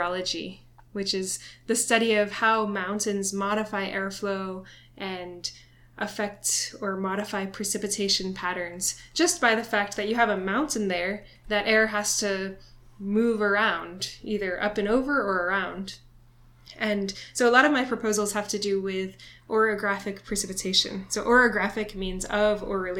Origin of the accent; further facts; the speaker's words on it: south of Boston, Massachusetts, United States; moved away as an adult; now in Honolulu, United States; I grew up in Massachusetts originally, just south of Boston